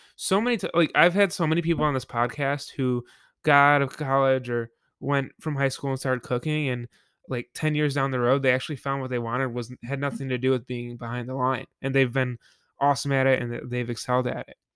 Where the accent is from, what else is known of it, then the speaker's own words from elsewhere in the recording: Buffalo, New York, United States; I went back home to work Yep, in, uh, Buffalo, my hometown